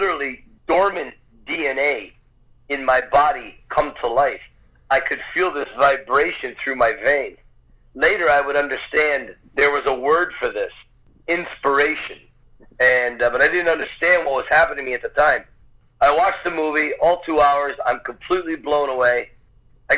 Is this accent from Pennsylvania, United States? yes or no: yes; Scranton, Pennsylvania, United States; I was actually born and raised in a little town north of Philadelphia called Scranton, Pennsylvania.